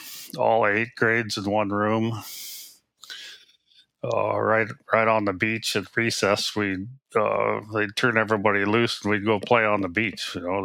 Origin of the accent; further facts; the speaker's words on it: Craig, Alaska, United States; also born or lived in Edna Bay, Alaska; I grew up in Craig, population like 150 for my first 5 years, I guess. And then my stepfather took a job in Edna Bay, which is even smaller. It was a logging camp in 1954 or 55, we went there.